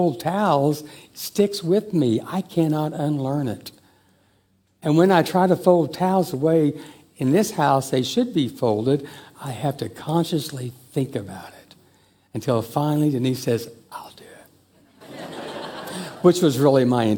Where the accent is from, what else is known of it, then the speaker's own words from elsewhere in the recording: Joplin, Missouri, United States; when I was in fourth grade when we moved to Joplin, Missouri